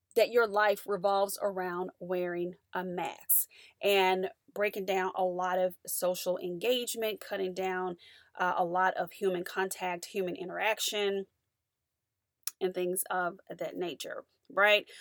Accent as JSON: {"language": "English", "country": "United States", "said": "as an American"}